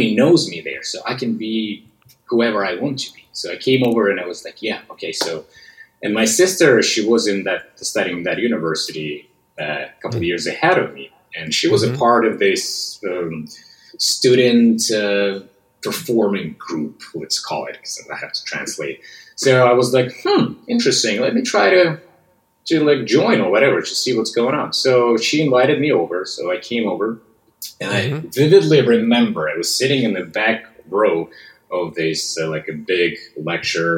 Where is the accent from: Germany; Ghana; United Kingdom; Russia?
Russia; West Siberia; accent: Russian; English is a second language; moved away as an adult; now in United States; I was born and raised in West Siberia, which is a specific part of Russia